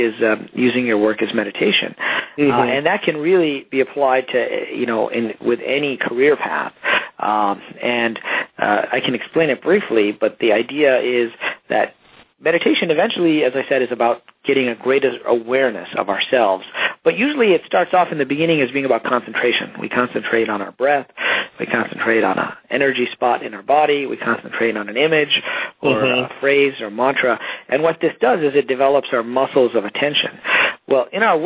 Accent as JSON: {"language": "English", "town": "Detroit", "region": "Michigan", "country": "United States", "tie": "born or raised there", "said": "I grew up in Detroit, middle class"}